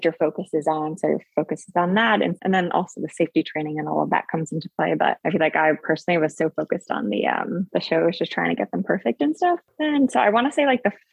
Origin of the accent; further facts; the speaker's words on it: New Jersey, United States; moved away as an adult; From Jersey